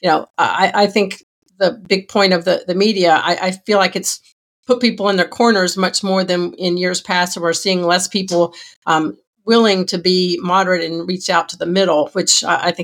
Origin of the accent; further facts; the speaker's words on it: Georgia, United States; I grew up in Georgia, and Zell Miller was the governor when I was a kid